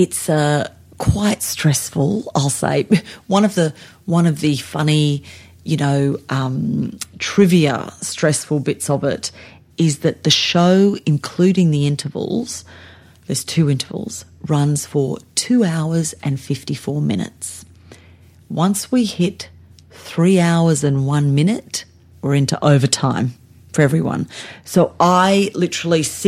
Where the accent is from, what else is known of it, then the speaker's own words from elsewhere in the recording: Sydney, New South Wales, Australia; moved away as an adult; also born or lived in Blue Mountains, New South Wales; now in Adelaide, Australia; I'm not even from South Australia. I'm born and bred in Sydney.